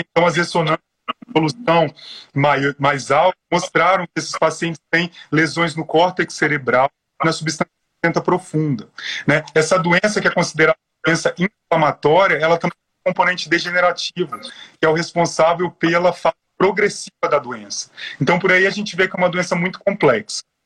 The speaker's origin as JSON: {"language": "Portuguese", "region": "Espírito Santo", "country": "Brazil", "moved": "as an adult", "lives_now": "São Paulo, Brazil", "said": "eu sou capixaba, com muito orgulho, sou formado pela Universidade Federal do Espírito Santo"}